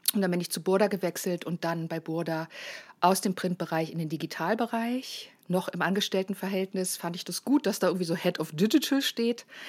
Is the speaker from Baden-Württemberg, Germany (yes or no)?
no; Lower Saxony, Germany; moved away as an adult; also born or lived in Baden-Baden; ich als Niedersächsin